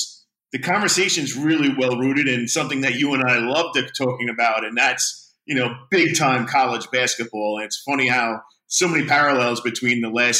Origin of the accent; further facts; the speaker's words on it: New York, United States; growing up in New York